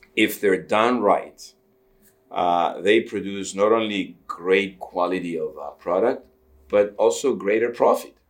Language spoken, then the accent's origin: English; Cyprus; now in Canada; I did come to Canada in the uh, the end of '74. Um, I was born in Cyprus